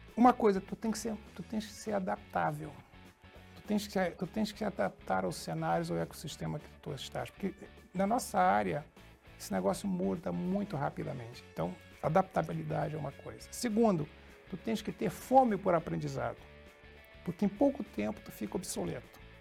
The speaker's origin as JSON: {"language": "Portuguese", "region": "Rio de Janeiro", "country": "Brazil", "tie": "born or raised there", "also_born_or_lived": "São João da Pesqueira, Portugal / Santa Catarina / Rio Grande do Sul", "moved": "as an adult", "said": "Eu vim para o Brasil com, com 4 anos de idade. Quando vim para o Brasil, eu fui morar no Rio de Janeiro, morei muitos anos no Rio de Janeiro"}